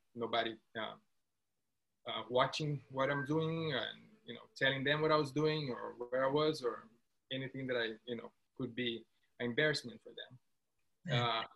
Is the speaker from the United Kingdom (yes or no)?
no; Brazil; moved away as an adult; now in Los Angeles, United States; I'm from Brazil